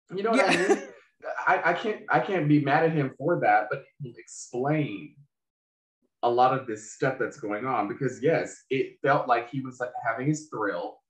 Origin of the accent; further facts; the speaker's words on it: Charlotte, North Carolina, United States; I'm from Charlotte.